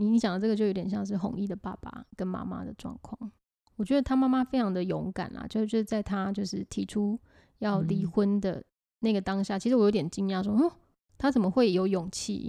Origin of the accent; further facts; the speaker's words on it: Changhua, Changhua County, Taiwan; 我来自彰化，彰化很多这种，很多这种这种性别脚本的状况